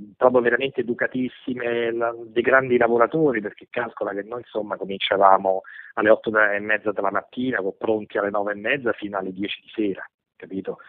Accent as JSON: {"language": "Italian", "town": "Rome", "region": "Lazio", "country": "Italy", "said": "siamo di Roma tutte"}